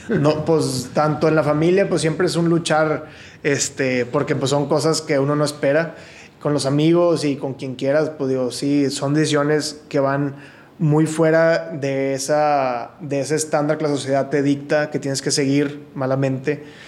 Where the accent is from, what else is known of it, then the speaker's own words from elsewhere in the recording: Monterrey, Nuevo León, Mexico; nací aquí en Monterrey y toda mi vida la he vivido aquí, excepción de un año